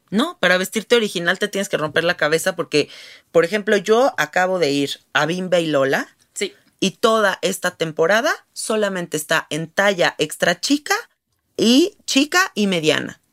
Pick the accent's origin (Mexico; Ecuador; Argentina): Mexico; Siendo mexicanas, nosotros vivimos en un país donde sí hay diversidad